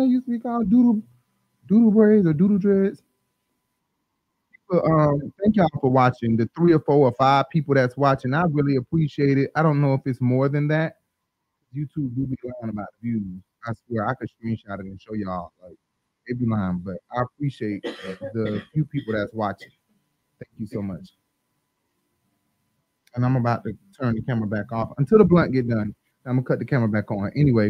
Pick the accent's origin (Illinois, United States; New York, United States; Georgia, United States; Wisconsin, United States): Georgia, United States; Decatur; I'm from Decatur. I mean, I'm born on the west side, but mostly raised in my life in Decatur on the east side.